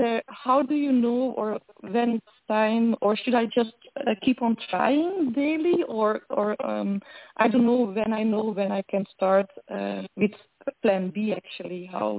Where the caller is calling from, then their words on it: Belgium; I'm calling from Europe, from Belgium